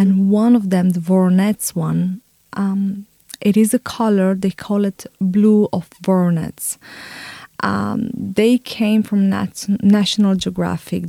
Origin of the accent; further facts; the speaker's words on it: Bucharest, Romania; now in Dublin, Ireland; I'm exactly from Bucharest